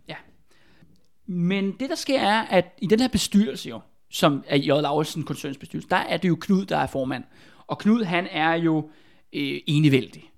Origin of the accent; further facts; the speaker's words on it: Albertslund, Capital Region of Denmark, Denmark; Der hvor jeg er fra i Albertslund